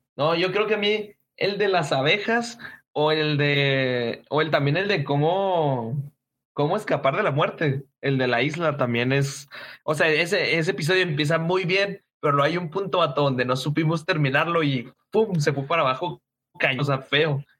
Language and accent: Spanish; Chihuahua, Mexico; somos de Chihuahua